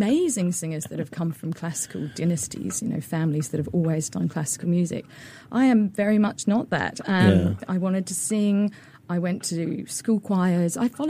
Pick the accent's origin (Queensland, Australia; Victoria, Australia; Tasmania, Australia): Tasmania, Australia; moved away; also born or lived in London; So I'm Australian. Yeah. I came from Tasmania